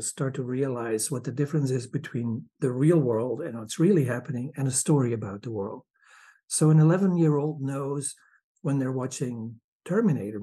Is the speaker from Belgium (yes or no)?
yes; Belgium; moved away as an adult; now in Michigan, United States; I'm from Belgium.